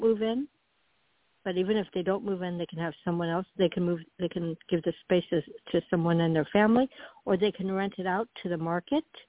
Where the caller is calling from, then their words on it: Florida, United States; I'm calling from Florida.